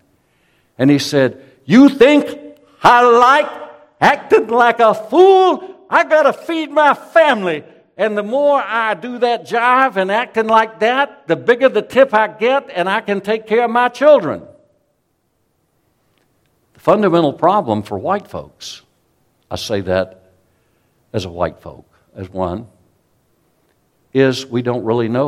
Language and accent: English; South Carolina, United States; a Southern man, born and raised in South Carolina